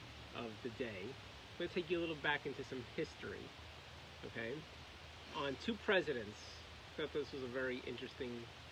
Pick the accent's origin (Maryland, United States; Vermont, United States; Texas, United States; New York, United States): New York, United States; New York City; Paul Bianchini, who I grew up with in Queens